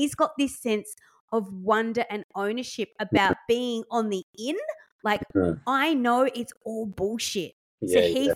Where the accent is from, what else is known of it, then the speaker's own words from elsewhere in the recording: England, United Kingdom; moved away; I grew up in England